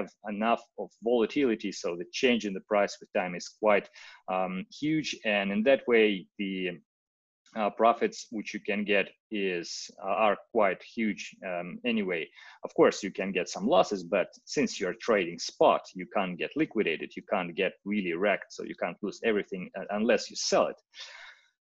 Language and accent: English; Russia; English is a second language; moved away as an adult; now in Okinawa, Japan; I'm from Russia. I live